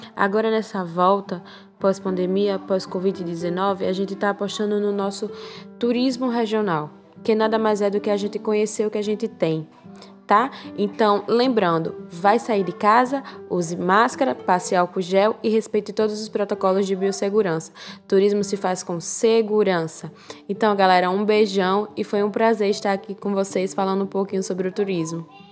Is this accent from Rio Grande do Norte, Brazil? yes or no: yes; Ceará-Mirim, Rio Grande do Norte, Brazil; sou de Macharanguape